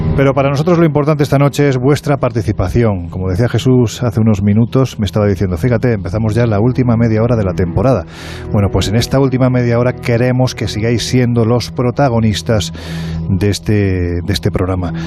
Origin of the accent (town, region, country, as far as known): Province of Jaén, Andalusia, Spain